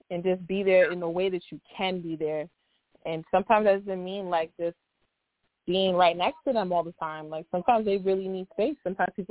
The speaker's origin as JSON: {"language": "English", "town": "Orlando", "region": "Florida", "country": "United States", "said": "I'm from Orlando, but I'm in Baltimore right now doing some work"}